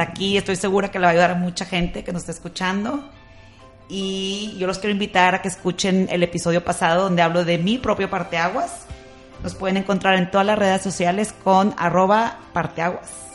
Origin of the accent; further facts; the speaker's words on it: Monterrey, Nuevo León, Mexico; nosotros que crecimos aquí en Monterrey, católicos, conservadores